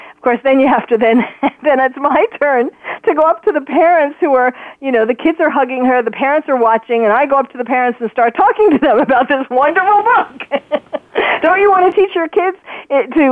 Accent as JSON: {"language": "English", "region": "New York", "country": "United States", "moved": "yes", "said": "we're from New York originally"}